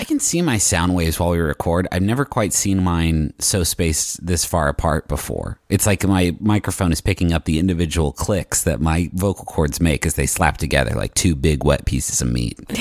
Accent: West Virginia, United States; moved away; growing up in West Virginia, there are trees for days

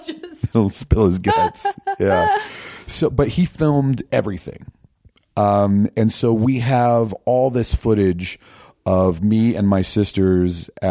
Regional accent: Virginia, United States; I grew up in Northern Virginia, DC suburbs.

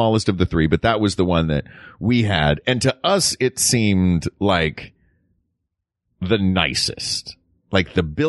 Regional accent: Tennessee, United States; We shouldn't disparage my home state.

